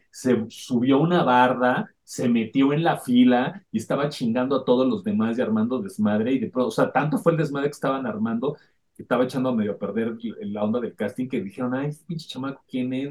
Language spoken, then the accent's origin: Spanish; Mexico; nosotros como mexicanos